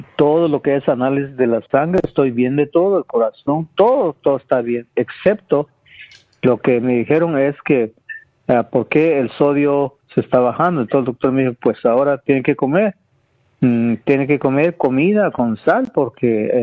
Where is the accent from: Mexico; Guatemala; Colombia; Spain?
Guatemala; moved away; Yo, yo nací en Guatemala, donde, en campo, que no existía nada